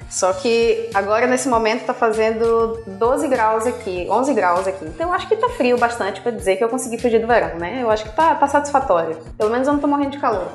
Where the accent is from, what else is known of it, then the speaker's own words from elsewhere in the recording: Bahia, Brazil; moved away as an adult; also born or lived in Ireland; now in Portugal; Eu Sou, sou brasileira, sou baiana